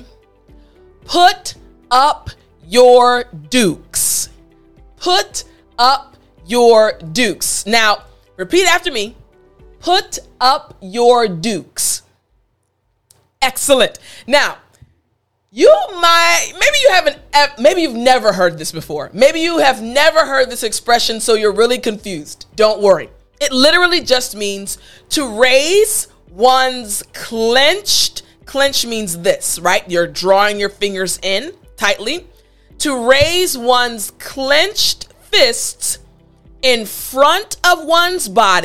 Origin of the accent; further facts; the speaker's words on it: United States; we as Americans